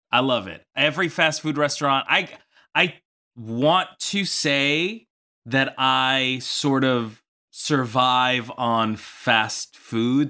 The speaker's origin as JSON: {"language": "English", "region": "New York", "country": "United States", "moved": "yes", "lives_now": "Los Angeles, United States", "said": "I'm from New York"}